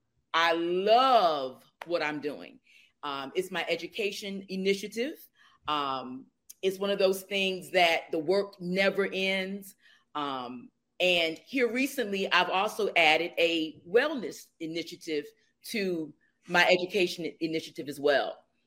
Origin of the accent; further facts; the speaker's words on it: Atlantic City, New Jersey, United States; now in Atlanta, United States; Originally, I'm from Atlantic City, New Jersey. I live in Atlanta, Georgia.